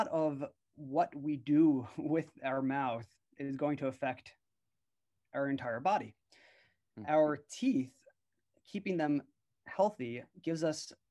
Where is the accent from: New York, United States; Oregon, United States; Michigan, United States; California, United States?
New York, United States; I was born and raised in New York